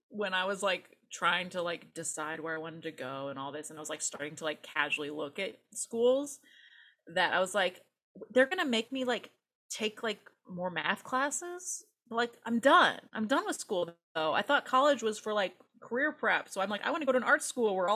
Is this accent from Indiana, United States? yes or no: yes; Valparaiso, Indiana, United States; moved away as an adult; now in Los Angeles, United States; I spent the first 22-ish years of my life in Indiana